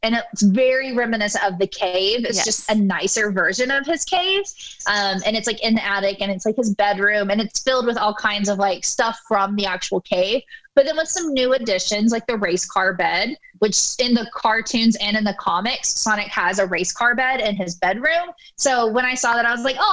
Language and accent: English; East Coast, United States; I'm from the East Coast